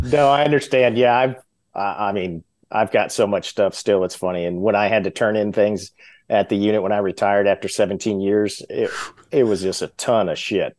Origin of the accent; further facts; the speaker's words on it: Glendale, Arizona, United States; moved away as an adult; I grew up in Arizona.